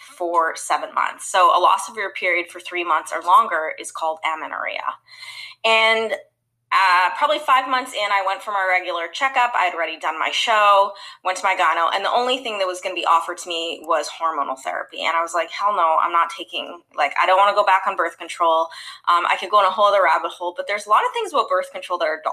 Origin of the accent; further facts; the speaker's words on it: Canada; now in Los Angeles, United States; I'm originally from Canada, actually, currently living in Los Angeles, about to move to Florida